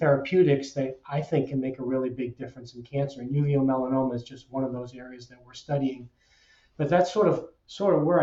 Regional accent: Salem, Massachusetts, United States; So I grew up in Salem, Massachusetts.

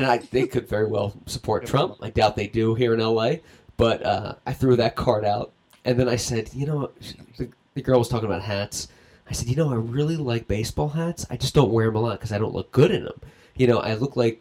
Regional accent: Philadelphia, Pennsylvania, United States; moved away as an adult; also born or lived in Los Angeles; I was from Philly

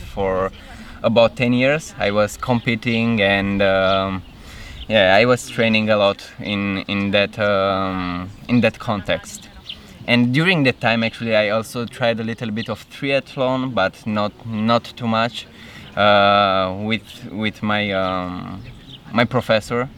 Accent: Cluj-Napoca, Cluj County, Romania; moved away as an adult; now in Berlin, Germany; I come from Romania. Mm-hmm. Uh, I was living in Cluj-Napoca my whole life until uh, recently because I just moved in Berlin in January

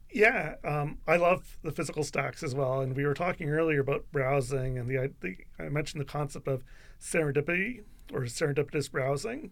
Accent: London, Ontario, Canada; I'm from London, I'm a Western graduate

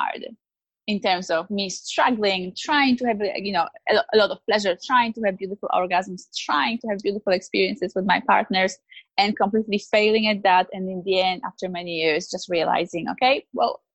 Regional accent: Poland; now in Australia; I grew up in Poland in a very good Catholic family

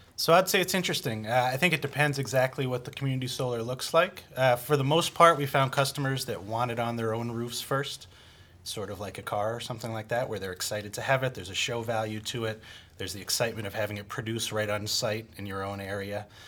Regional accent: Boston, Massachusetts, United States; moved away; I come from Boston, uh, Massachusetts

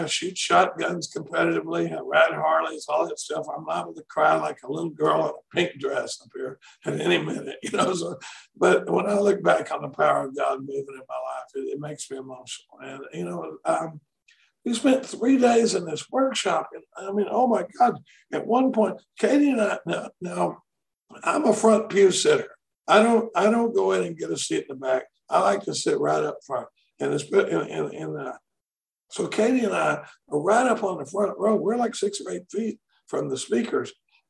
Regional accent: Dallas, Texas, United States; now in Austin, United States; I live in Austin, Texas, but I come from Dallas, 200 miles north of us.

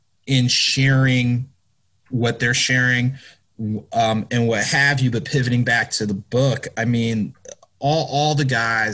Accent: New Jersey, United States; I grew up in Jersey

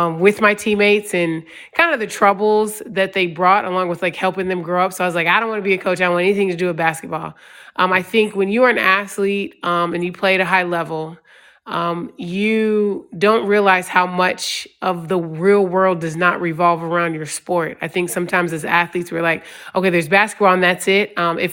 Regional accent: DeSoto, Texas, United States; also born or lived in Richmond, Virginia; I grew up military. My dad was in the Army for 22 years, so we moved a lot. So I moved from DeSoto, Texas to Richmond, Virginia, right before I started my freshman year of high school.

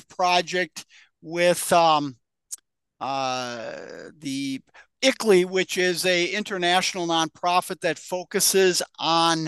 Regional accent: Minnesota, United States; moved away as an adult; also born or lived in Nebraska; now in Lincoln, United States; I'm from Minnesota originally.

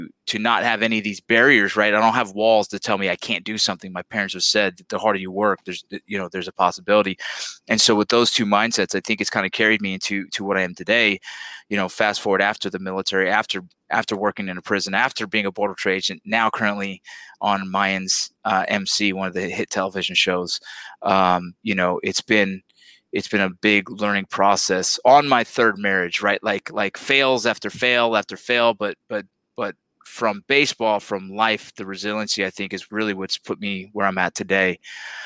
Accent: Los Angeles, California, United States; I grew up in the San Fernando Valley, Los Angeles, California

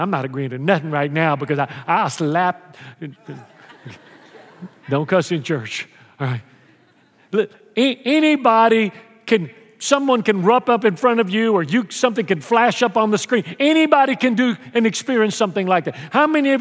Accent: Houston, Texas, United States; when I was a kid growing up in Houston

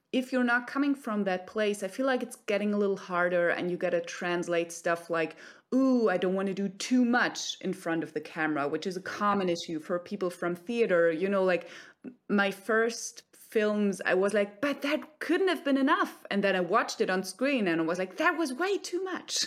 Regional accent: Germany; also born or lived in Cologne, Germany; I'm based in Cologne, Germany

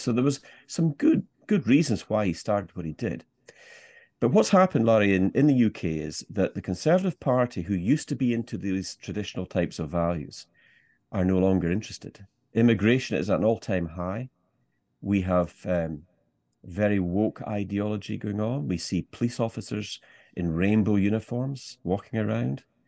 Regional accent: Scottish Highlands, Scotland, United Kingdom; me being Scottish, and particularly a Scottish Highlander

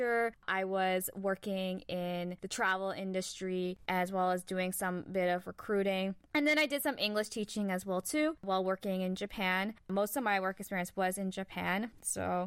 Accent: Toronto, Ontario, Canada; I was born and raised in Toronto, Canada.

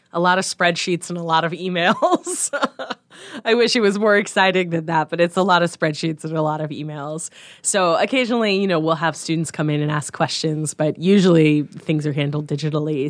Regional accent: Harvard, Nebraska, United States; moved away as an adult; also born or lived in Missouri; now in Omaha, United States; I grew up in a little town right by Hastings, Nebraska, called Harvard, Nebraska.

